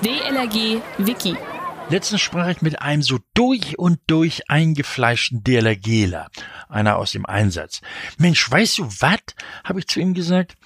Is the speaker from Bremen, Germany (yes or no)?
no; Hamburg, Germany; Ich komme ja aus Hamburg